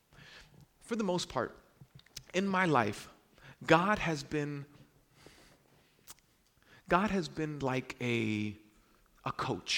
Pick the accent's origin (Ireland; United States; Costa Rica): United States; New York City, New York; I'm from Brooklyn